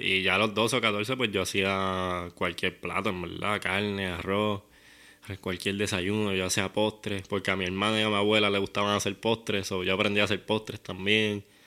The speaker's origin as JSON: {"language": "Spanish", "town": "Guaynabo", "country": "Puerto Rico", "tie": "born or raised there", "said": "yo soy de Guaynabo, pero del área de campo. Yo criaba conejos con papi."}